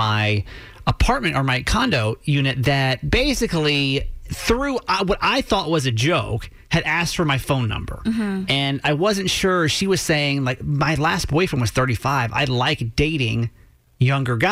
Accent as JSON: {"language": "English", "region": "Georgia", "country": "United States", "tie": "born or raised there", "moved": "yes", "lives_now": "Maryland, United States", "said": "Because I was raised in Georgia. Mm-hmm. I'm a good old Southern boy"}